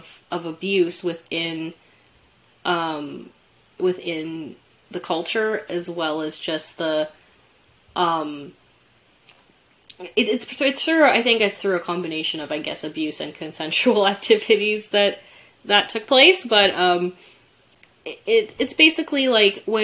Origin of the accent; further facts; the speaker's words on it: Canada; somebody growing up in Canada